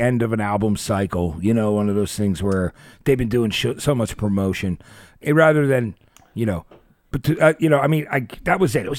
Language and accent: English; New Jersey, United States; I'm from Jersey.